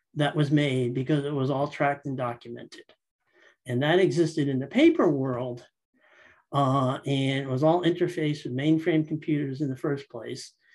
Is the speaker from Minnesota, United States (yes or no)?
no; Guilford, Connecticut, United States; I'm from uh, Guilford, Connecticut, one of the shoreline towns east of New Haven. I grew up in Connecticut